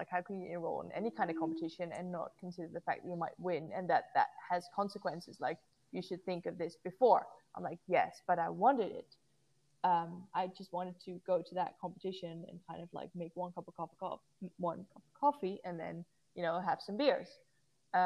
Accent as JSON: {"language": "English", "country": "Netherlands", "tie": "born or raised there", "said": "it was held in my hometown"}